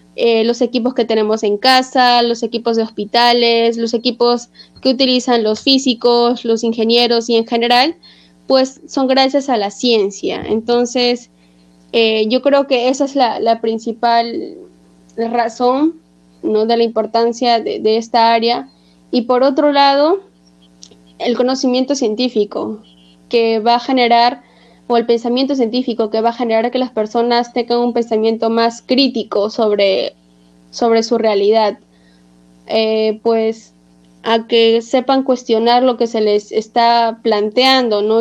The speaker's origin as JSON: {"language": "Spanish", "town": "Trujillo", "region": "La Libertad", "country": "Peru", "moved": "yes", "lives_now": "Lima, Peru", "said": "Yo soy trujillana de corazón. Actualmente vivo en Lima"}